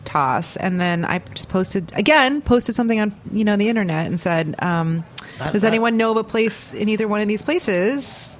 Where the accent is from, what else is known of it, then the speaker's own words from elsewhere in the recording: Chicago, Illinois, United States; moved away as an adult; also born or lived in New York / Los Angeles / Seattle / Portland, Oregon; now in New Orleans, United States; I moved here in 1998. So I've tried L.A. and Seattle and Portland, Oregon. And I'm from Chicago, but I spent a little time, more time as an adult in Chicago and all different kinds of places.